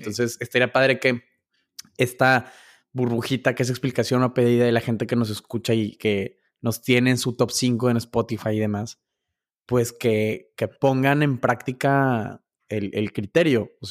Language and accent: Spanish; Mexico; cómo es posible que tú siendo mexicano digas que te gusta Taco Bell?